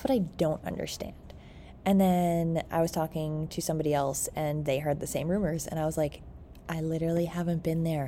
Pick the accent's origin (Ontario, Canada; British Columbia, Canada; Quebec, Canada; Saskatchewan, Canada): Ontario, Canada; Petawawa; I grew up in a small town too, called Petawawa.